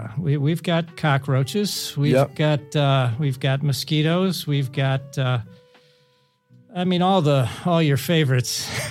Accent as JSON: {"language": "English", "country": "United States", "moved": "yes", "said": "I'm from the United States."}